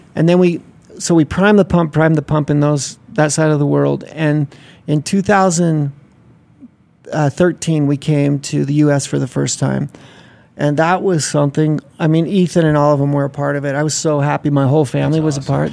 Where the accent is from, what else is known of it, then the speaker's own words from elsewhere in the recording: Utah, United States; I grew up around the drag racing scene. My dad had a race tra- racetrack here, right. Bonneville Raceway.